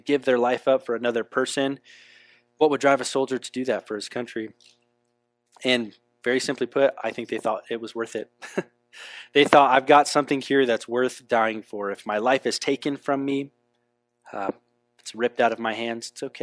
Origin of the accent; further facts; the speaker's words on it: United States; also born or lived in Europe; I love this country. This is where I was born